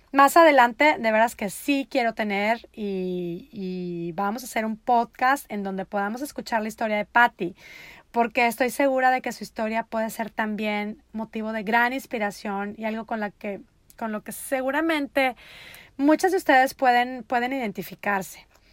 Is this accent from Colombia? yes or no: no; Monterrey, Nuevo León, Mexico; moved away as an adult; also born or lived in Netherlands; now in United States; Yo soy de Monterrey, Nuevo León, México, mi amada ciudad en donde está el resto de mi hermosa familia